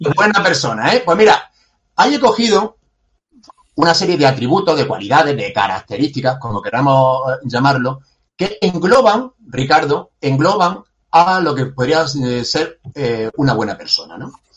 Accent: Granada, Andalusia, Spain; yo soy granadino y, de aquí tampoco me quiero mover, estoy totalmente enamorado de, de mi ciudad

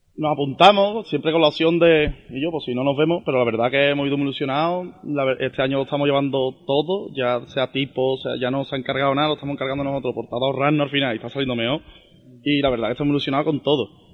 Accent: Andalusia, Spain; somos andaluces

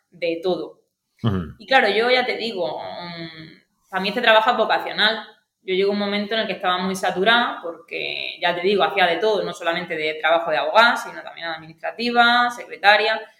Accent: Aguadulce, Andalusia, Spain; also born or lived in Granada; yo soy de Agua Dulce.

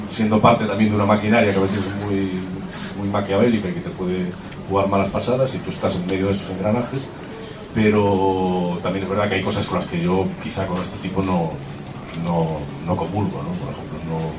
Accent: Galicia, Spain; somos los dos gallegos

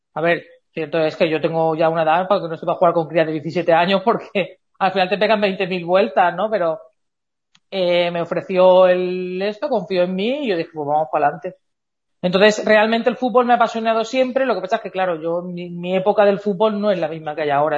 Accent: Elche, Valencian Community, Spain; somos de Eche, está relativamente cerca

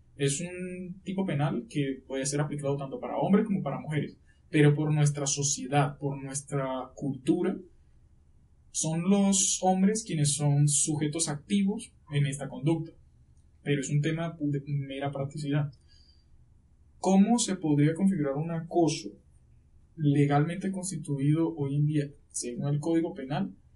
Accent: Riohacha, La Guajira, Colombia; accent: costeño; moved away as an adult; now in Bogotá, Colombia; yo en ese momento estaba en mi ciudad, de donde yo soy, de Rihuacha, La Guajira

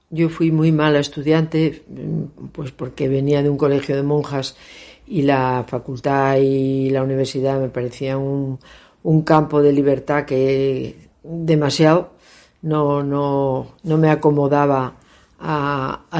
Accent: Cornellana, Asturias, Spain; moved away as an adult; also born or lived in Oviedo; now in Madrid, Spain; Nací en Cornellana, a 40 kilómetros de Oviedo.

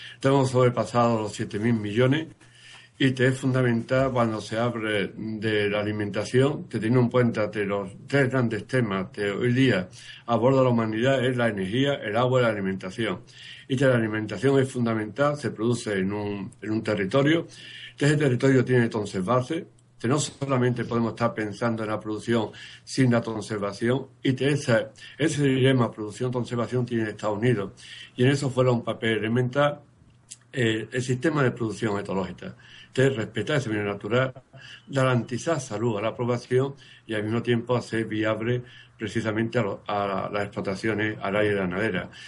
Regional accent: Marchena, Andalusia, Spain; yo soy un andaluz de Machena.

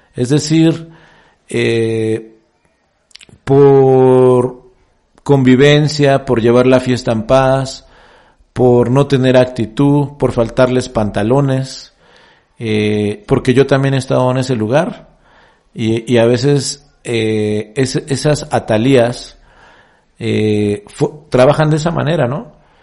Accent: Mexico; En mi país, en México

